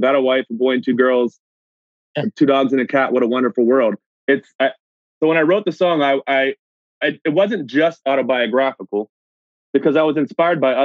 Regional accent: United States; moved away as an adult; now in Canada; I'm originally from the States

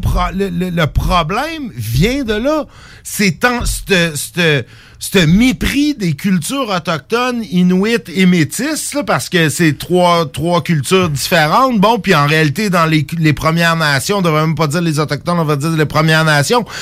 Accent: Quebec, Canada; en tant que Québécois

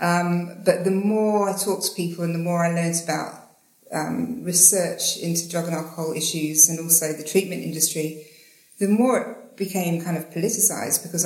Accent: Slough, South East England, United Kingdom; now in Australia; I'm from England. I'm from Slough, but I live in Australia now

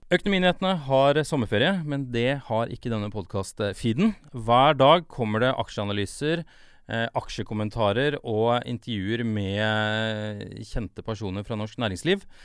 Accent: Norway; vi som nordmenn

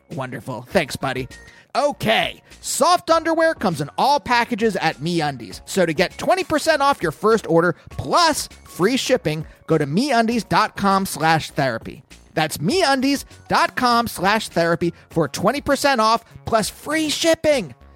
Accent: Pennsylvania, United States; growing up in Pennsylvania

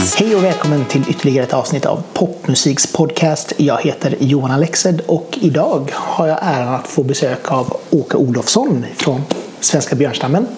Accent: Norrköping, Östergötland, Sweden; moved away as an adult; now in Mölndal, Sweden; jag har flyttat hit. Eh, jag är från Norrköping.

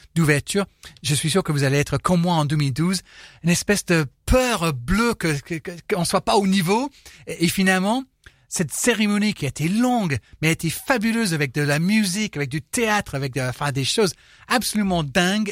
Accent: United Kingdom; now in France; chez moi en 2012 à Londres

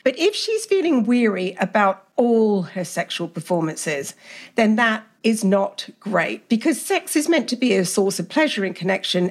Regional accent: Australia; also born or lived in England; I grew up in Australia with very liberal parents, even though I'm English.

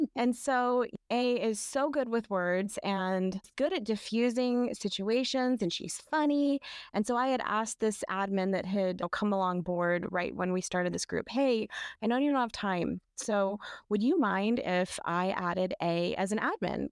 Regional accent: North Idaho, United States; moved away; also born or lived in Washington State; I had come from Washington State. I'm from North Idaho, kind of the land of crunchiness

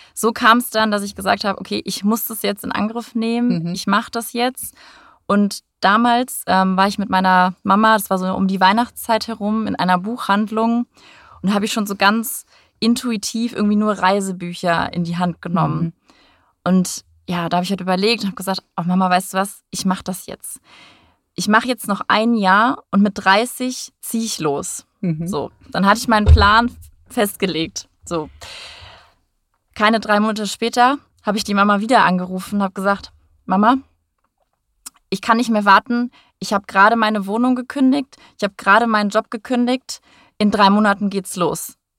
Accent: North Rhine-Westphalia, Germany; moved away as an adult; also born or lived in Hamburg / Abu Dhabi; now in Frankfurt, Germany; Ich äh, komme ursprünglich aus NRW, vom Niederrhein

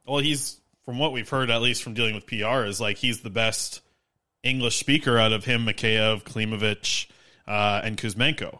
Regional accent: Nanaimo, British Columbia, Canada; Nanaimo, my hometown, to Newmarket, Ontario

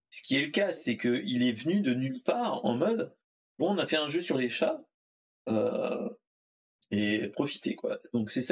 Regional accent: France; Euh, euh, je suis français.

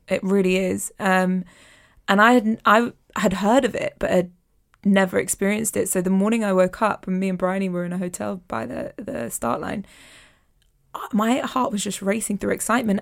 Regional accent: London, United Kingdom; I'm a Londoner

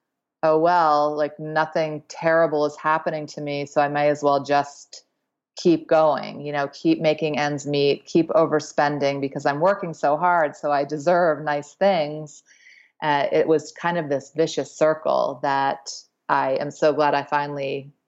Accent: East Coast, United States; I had a great childhood. I grew up on the East Coast and with my mom and dad and sister.

